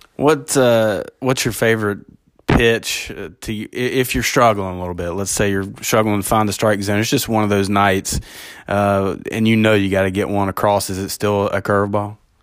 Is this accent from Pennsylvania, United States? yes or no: no; Kentucky, United States; as a guy growing up in Kentucky